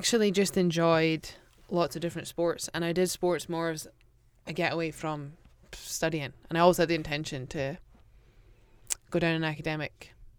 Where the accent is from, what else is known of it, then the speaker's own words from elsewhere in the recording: Aberdeen, Scotland, United Kingdom; Just Aberdeen. You can say Aberdeenshire.